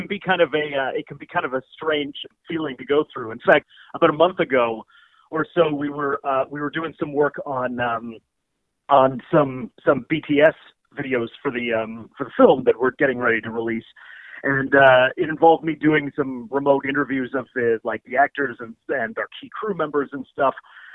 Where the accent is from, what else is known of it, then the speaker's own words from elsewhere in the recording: Prince Edward Island, Canada; I grew up in Prince Edward Island, so CBC Charlottetown is where, like, PEI's sort of edition of CBC Radio 1 is set.